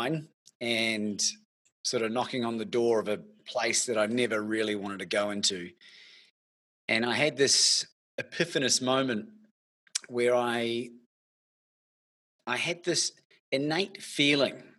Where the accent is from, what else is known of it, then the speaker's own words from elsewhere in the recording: New Zealand; moved away as an adult; now in Melbourne, Australia; originally from New Zealand, celebrating my 20th year in this beautiful country.